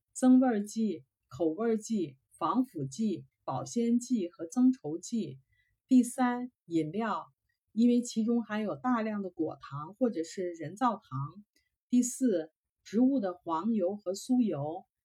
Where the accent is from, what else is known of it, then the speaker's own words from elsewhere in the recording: China; now in Canada; 我们中国人是最注重教育的